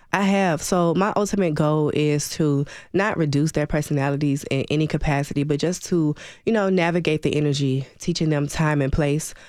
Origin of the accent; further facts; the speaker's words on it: Atlanta, Georgia, United States; moved away as an adult; also born or lived in Birmingham, Alabama / Clarksville, Tennessee; now in Nashville, United States; I was born in Birmingham, Alabama, raised in Atlanta, Georgia